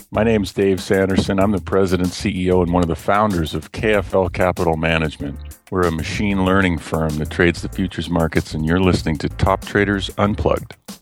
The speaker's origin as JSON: {"language": "English", "area": "just outside of Toronto", "region": "Ontario", "country": "Canada", "tie": "born or raised there", "also_born_or_lived": "Westchester County, New York, United States", "lives_now": "London, Canada", "said": "we came back to Canada when I was less than two years old, and I've grown up just outside of Toronto, Ontario, Canada"}